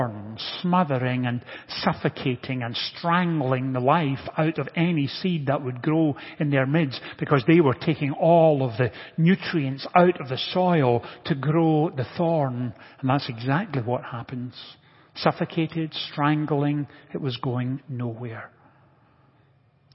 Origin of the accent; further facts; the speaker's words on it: Scotland, United Kingdom; moved away; growing up in Scotland, I was reasonably familiar with agricultural practices